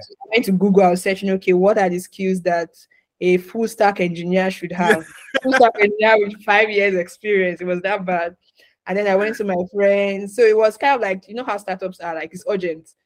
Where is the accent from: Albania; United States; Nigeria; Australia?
Nigeria; moved away as an adult; also born or lived in Ghana; I'm originally from Nigeria.